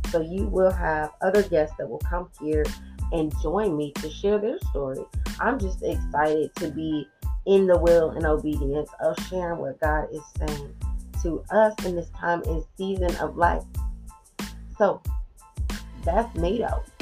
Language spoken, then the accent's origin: English; Georgia, United States; So, I was born and raised in Georgia for the most part. I'm a military brat, so I've been a little bit of everywhere, but the majority of my life has been spent around the CSRA area.